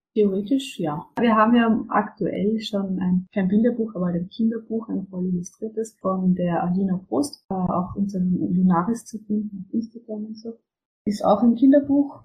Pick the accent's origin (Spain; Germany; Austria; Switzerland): Austria; bei uns in Österreich